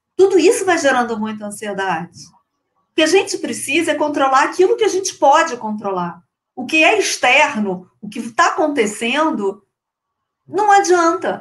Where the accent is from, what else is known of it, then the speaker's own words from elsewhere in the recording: Rio de Janeiro, Brazil; accent: carioca chiado; eu sou carioca, não sei se vocês conseguiram per eh, perceber pelo meu chiado